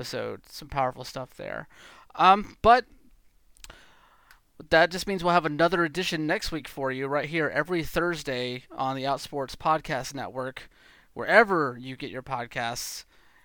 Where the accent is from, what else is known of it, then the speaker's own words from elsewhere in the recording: Georgia, United States; moved away; I'm from Georgia originally. So like, I just literally have to go home for like a visit